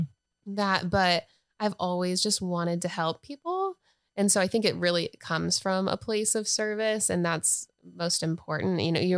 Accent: North Carolina, United States

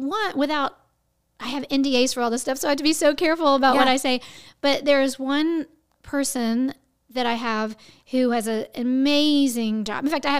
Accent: Houston, Texas, United States; I'm from Houston, Texas, and that's the big theater in our town.

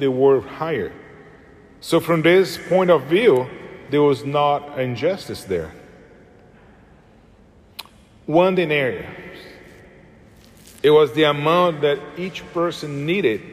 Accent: Brazil; moved away; I'm from Brazil

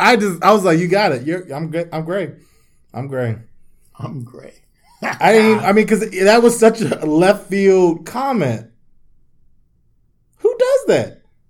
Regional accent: D.C. / Maryland, United States; also born or lived in Washington, D.C.; my instinctively answer is D.C. Maryland.

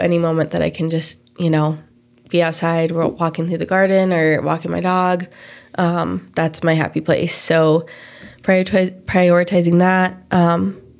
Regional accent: Fort Collins, Colorado, United States; I grew up in Fort Collins

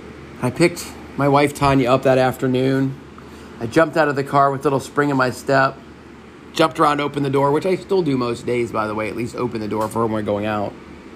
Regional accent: Texas, United States; I can work at the largest gas station in Texas, which is right in my hometown.

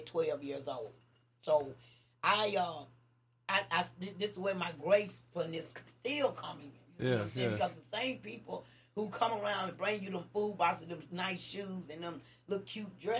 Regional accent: Nashville, Tennessee, United States; also born or lived in Bellevue, Tennessee; I grew up in Nashville

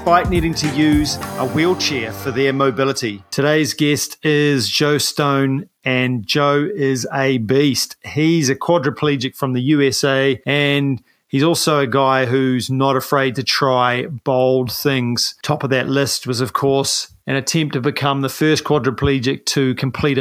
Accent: New Zealand; I'm a paraplegic from New Zealand

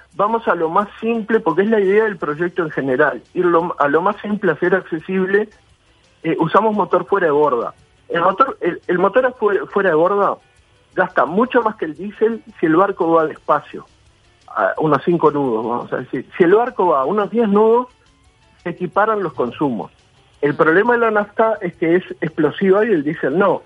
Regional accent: Uruguay; Como uruguayo

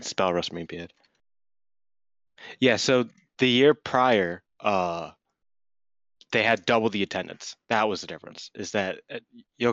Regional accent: Ireland; I'm Irish

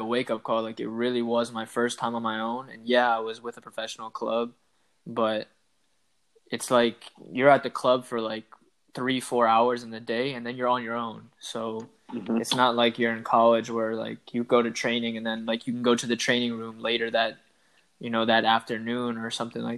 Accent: Maryland, United States; moved away as an adult; now in Israel; I'm originally from Maryland in the United States.

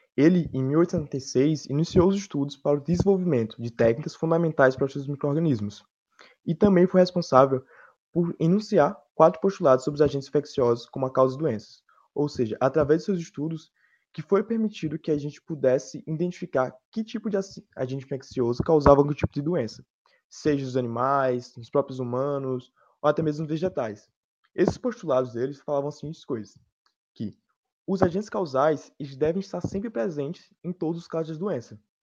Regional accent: Petrolina, Pernambuco, Brazil; de Petrolina

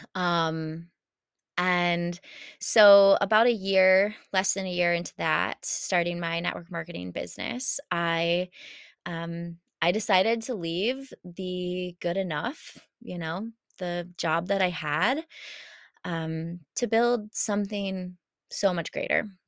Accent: Champaign, Illinois, United States; I moved back home to Champaign

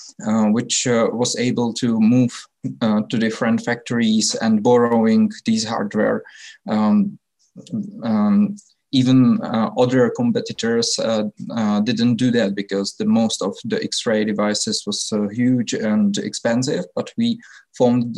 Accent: Czechia; I'm from the Czech Republic

